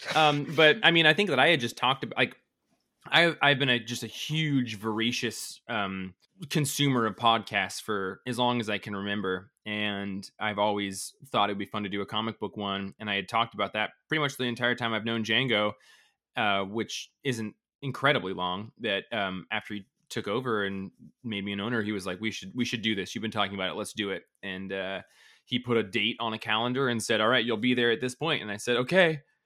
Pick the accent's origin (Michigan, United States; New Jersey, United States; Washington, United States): Washington, United States; Colville; now in Bellingham, United States; I'm from a really horrible small t, like, tiny town in northeast Washington